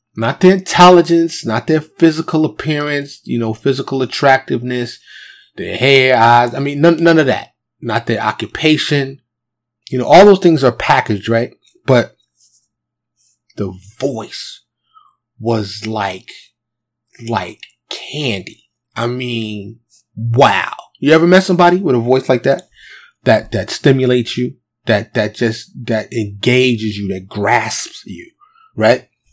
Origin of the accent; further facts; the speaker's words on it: New York City, New York, United States; moved away as an adult; now in Texas, United States; growing up in New York City